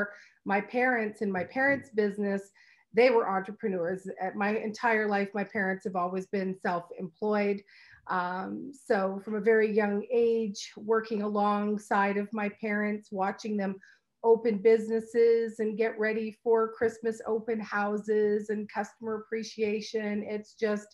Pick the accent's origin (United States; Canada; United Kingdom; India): Canada; Brantford, Ontario; also born or lived in Hamilton; I raised in Brantford. Brantford is my hometown.